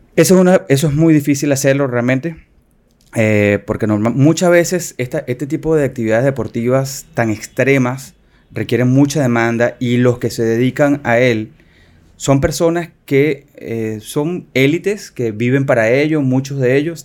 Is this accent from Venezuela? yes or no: yes; Venezuela; moved away as an adult; now in Dominican Republic; soy venezolano, dominicano, ya eh, nacionalizado dominicano orgullosamente